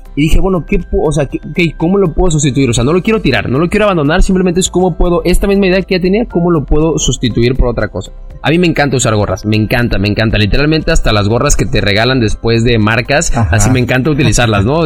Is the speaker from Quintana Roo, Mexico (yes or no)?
yes; Cancún, Quintana Roo, Mexico; soy de Cancún, aquí he vivido y aquí crecí toda mi vida